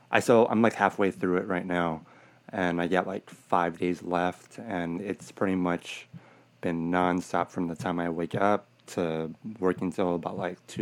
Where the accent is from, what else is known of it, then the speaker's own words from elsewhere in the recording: Los Angeles, California, United States; I'm born and raised in Sylmar